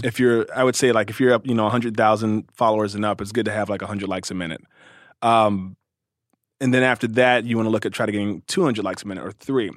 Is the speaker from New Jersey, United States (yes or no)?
no; Cincinnati, Ohio, United States; also born or lived in Louisville, Kentucky; raised in Cincinnati, Ohio.